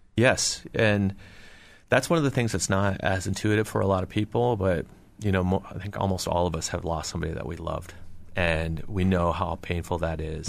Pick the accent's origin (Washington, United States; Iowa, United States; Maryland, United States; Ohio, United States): Washington, United States; Seattle; I grew up in and around Seattle, Washington. Was born in Seattle